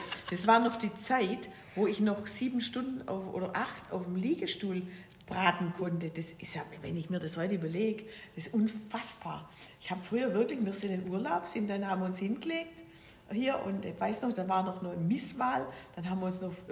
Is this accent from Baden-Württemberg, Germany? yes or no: yes; Weinstadt, Baden-Württemberg, Germany; Äh, ja, ich bin also Schwäbin. Ich bin geboren in, in, in Weinstadt. Das ist bei äh, Stuttgart grob so.